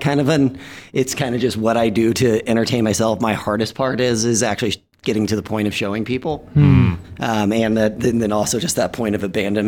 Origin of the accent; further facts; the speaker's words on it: Dallas, Texas, United States; I grew up in Dallas